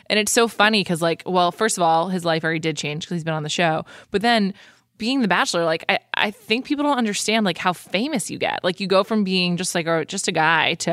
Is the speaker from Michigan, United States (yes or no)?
no; Indiana, United States; I'm just …. I'm from Indiana. I sell software.